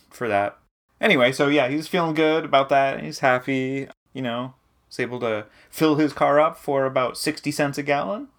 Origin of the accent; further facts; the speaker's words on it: New Hampshire, United States; when we were kids growing up in New Hampshire